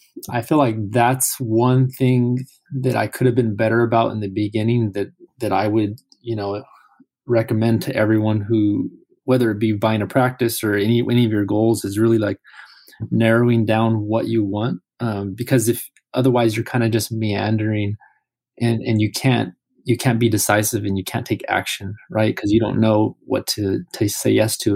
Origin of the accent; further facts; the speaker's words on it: California, United States; we're both from California